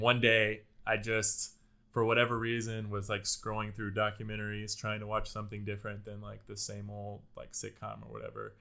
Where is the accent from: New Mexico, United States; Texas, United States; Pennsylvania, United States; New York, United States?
Texas, United States; Houston; now in Austin, United States; I grew up in the Houston area